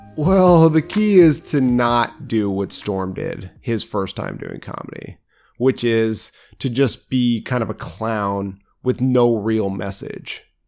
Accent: United States; as an American

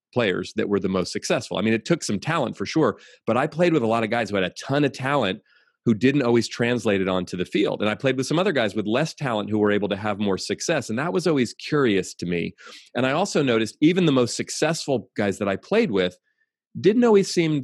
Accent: San Francisco Bay Area, California, United States; I grew up here in the San Francisco Bay Area, where I still live

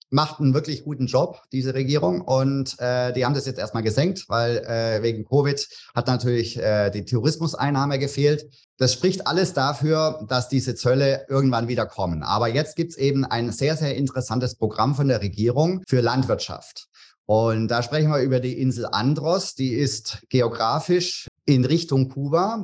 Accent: Tübingen, Baden-Württemberg, Germany; moved away as an adult; now in Bahamas; Ich komme aus Tübingen ursprünglich

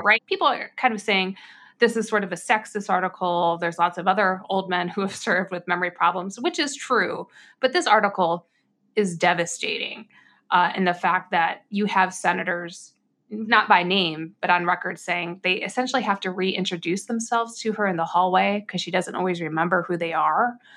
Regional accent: United States

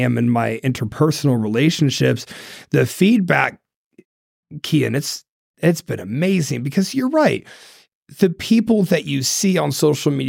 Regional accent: Ohio, United States; moved away; I'm from Ohio

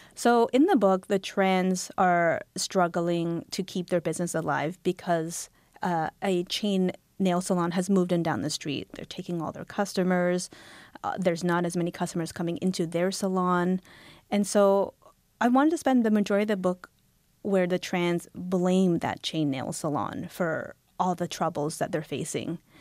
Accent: Halifax, Nova Scotia, Canada; now in Toronto, Canada; I was born in Canada

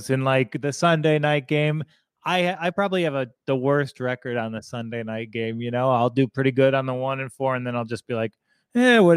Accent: New Yorker, United States; as a New Yorker

